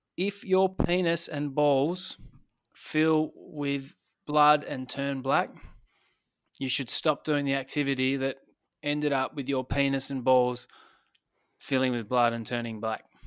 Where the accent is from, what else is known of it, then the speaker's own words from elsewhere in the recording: Tasmania, Australia; I'm from Tasmania